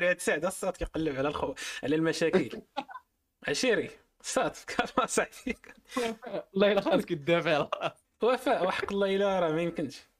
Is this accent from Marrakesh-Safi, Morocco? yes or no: yes; Marrakesh, Marrakesh-Safi, Morocco; انا من مراكش داكشي علاش